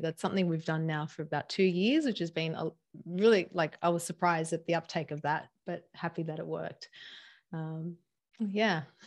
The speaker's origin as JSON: {"language": "English", "town": "Sydney", "region": "New South Wales", "country": "Australia", "tie": "born or raised there", "also_born_or_lived": "San Diego", "said": "we came to, back to my hometown, Sydney"}